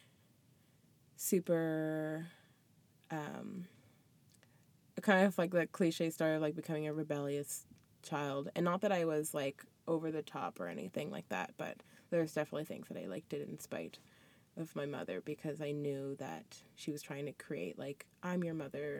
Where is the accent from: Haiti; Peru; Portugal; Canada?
Canada; Middle Musquodoboit, Nova Scotia; also born or lived in Toronto / Ghana / Truro; I grew up in Mill Muscadabit.